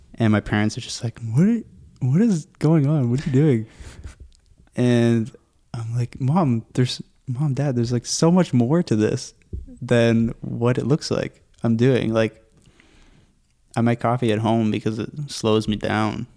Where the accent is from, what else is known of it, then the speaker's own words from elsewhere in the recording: Pickering, Ontario, Canada; also born or lived in Whitby, Ontario; Lived in Durham region my whole life